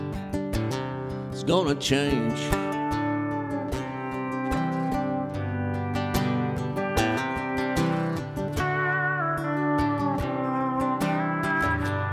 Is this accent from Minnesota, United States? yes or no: no; Alabama, United States; I'm from Alabama